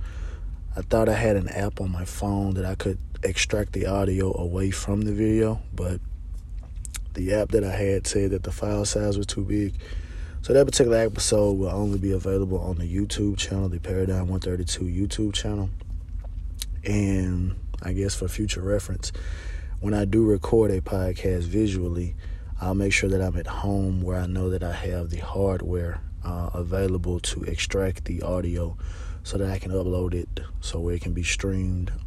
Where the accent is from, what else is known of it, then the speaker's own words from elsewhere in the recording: Mississippi, United States; I'm from Mississippi. I'm in the South, right?